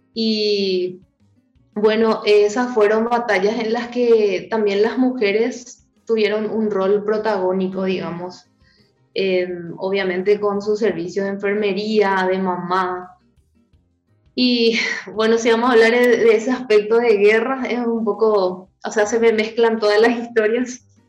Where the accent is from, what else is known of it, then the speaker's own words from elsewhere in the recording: Paraguay; mi país